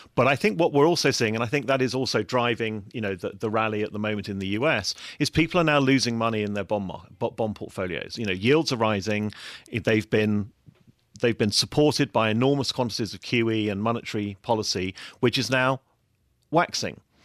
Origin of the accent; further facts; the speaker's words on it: England, United Kingdom; moved away as an adult; also born or lived in Frankfurt; as an Englishman